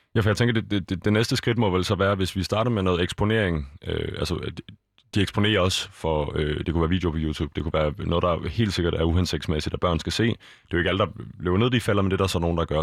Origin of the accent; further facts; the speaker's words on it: Copenhagen, Capital Region of Denmark, Denmark; jeg er fra Østerbro, både opvokset og bor der igen nu igen her